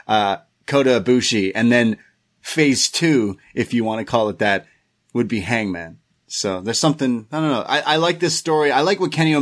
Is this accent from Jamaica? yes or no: no; Canada; I am Canadian.